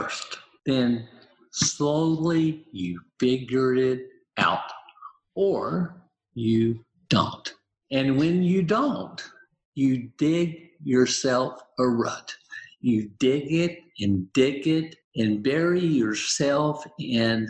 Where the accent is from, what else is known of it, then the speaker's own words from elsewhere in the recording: the South, United States; I grew up in the South